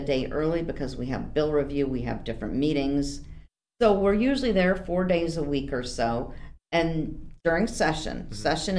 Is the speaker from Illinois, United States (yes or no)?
yes; Hoffman Estates, Illinois, United States; also born or lived in Chicago, Illinois; now in Aurora, United States; I was born in Chicago, okay. The Company of Mary Hospital. I was raised in Hoffman Estates. Huh? Moved to Aurora back in 1983.